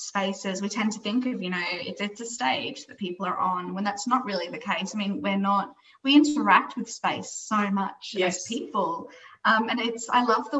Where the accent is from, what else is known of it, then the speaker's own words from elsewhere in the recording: Brisbane, Queensland, Australia; moved away as an adult; now in Melbourne, Australia; I grew up in Brisbane. I only moved to Melbourne a couple of years ago, so I'm a very recent expat of Brisbane.